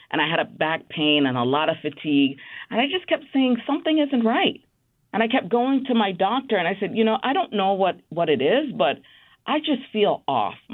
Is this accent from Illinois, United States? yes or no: no; Bronx, New York, United States; Even though I grew up in the Bronx, I moved to Queens when I was at Baruch College.